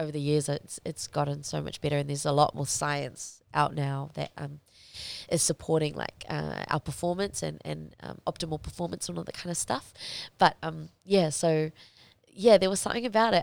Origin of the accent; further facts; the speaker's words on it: New Zealand; I had grown up as a Kiwi kid